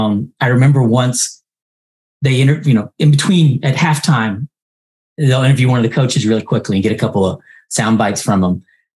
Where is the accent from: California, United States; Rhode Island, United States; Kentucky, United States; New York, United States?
Kentucky, United States; I'm from Kentucky